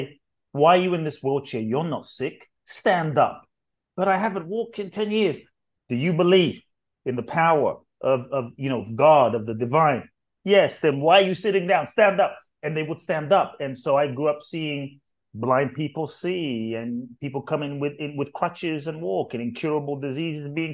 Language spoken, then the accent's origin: English; London, United Kingdom; moved away as an adult; also born or lived in Ghana; now in United States; I grew up in London, grew up in the UK, and lived in the US for 20 some years now